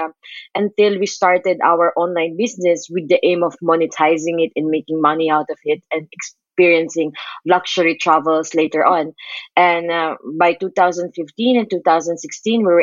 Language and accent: English; Philippines; moved away as an adult; now in Montenegro; I'm a travel blogger and I'm from the Philippines